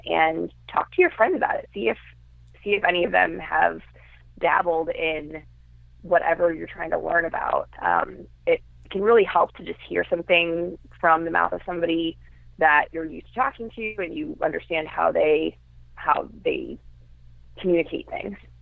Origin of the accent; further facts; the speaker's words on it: Chicago, Illinois, United States; now in Brooklyn, United States; I'm originally from the Chicago area, but I live in Brooklyn, New York now